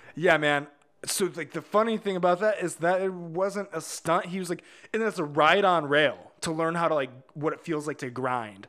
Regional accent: Hobart, Indiana, United States; We all grew up in, uh, like, Northwest Indiana, about four, w, in a town called Hobart

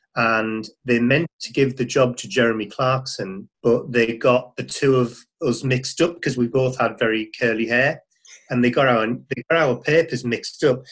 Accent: Middlesbrough, North East England, United Kingdom; I'm from the Northeast originally. I grew up in Middlesbrough

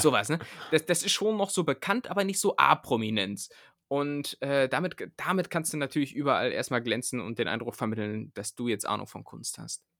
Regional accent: southern Lower Saxony, Germany; now in Berlin, Germany; bei uns in Niedersachsen hat man gar nicht so, äh, also da wo ich herkomme

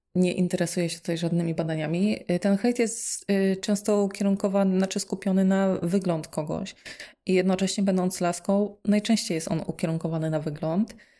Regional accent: eastern Poland, Poland; moved away as an adult; also born or lived in Kraków; ja sobie pochodzę z mojej miejscowości, ze wschodu Polski

